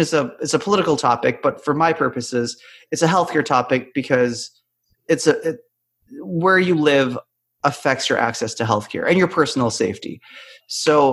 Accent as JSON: {"language": "English", "country": "Canada", "tie": "born or raised there", "moved": "as an adult", "lives_now": "United States", "said": "I grew up in Canada"}